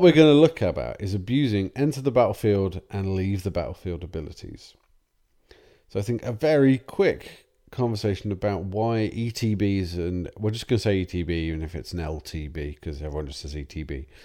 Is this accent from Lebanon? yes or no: no; England, United Kingdom; We're English.